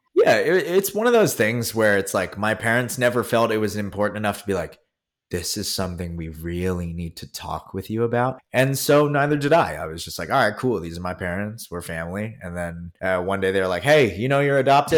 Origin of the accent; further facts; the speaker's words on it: Philadelphia, Pennsylvania, United States; also born or lived in Korea; now in New York City, United States; I'm actually from Philadelphia, but where I'm really from uh, is also Philadelphia